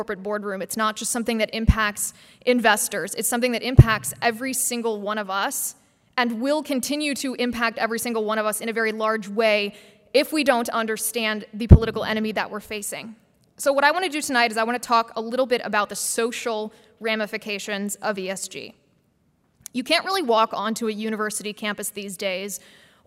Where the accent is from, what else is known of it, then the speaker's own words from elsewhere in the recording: Midwest, United States; I love the Midwest, I'm from the Midwest